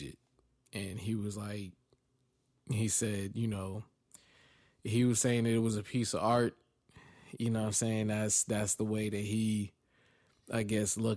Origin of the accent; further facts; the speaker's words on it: East Orange, New Jersey, United States; I'm from East Orange